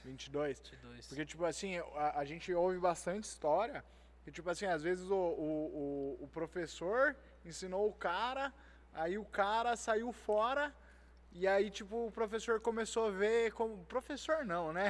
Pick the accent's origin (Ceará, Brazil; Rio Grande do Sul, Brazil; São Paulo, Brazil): São Paulo, Brazil; Itatiba; Eu sou de Itatiba, é pequeno